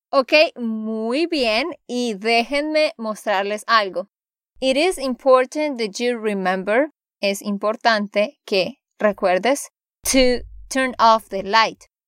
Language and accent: Spanish; Santander, Colombia; de Santander, Colombia